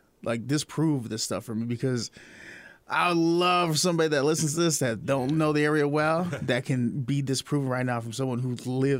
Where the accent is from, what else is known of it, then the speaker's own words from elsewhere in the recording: Chicago, Illinois, United States; moved away; Not saying it's a negative area because I come from Chicago, yeah, and God knows we got our demons also.